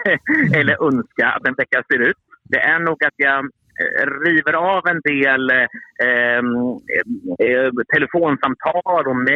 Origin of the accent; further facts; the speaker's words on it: Örebro, Örebro County, Sweden; mm. och jag kommer från Örebro.